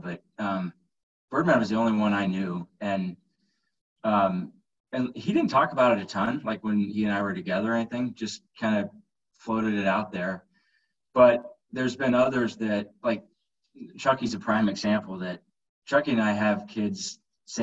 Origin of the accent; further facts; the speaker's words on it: Southeast Iowa, United States; moved away as an adult; now in Omaha, United States; grew up in Southeast Iowa and moved to Omaha about 17 years ago